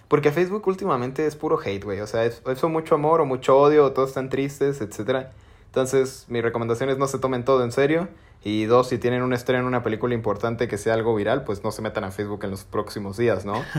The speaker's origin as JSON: {"language": "Spanish", "country": "Mexico", "said": "nosotros como los mexes"}